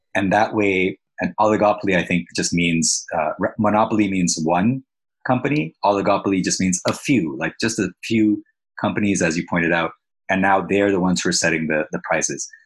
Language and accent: English; Pakistan; now in Canada; I'm from Pakistan, but now I'm in Canada.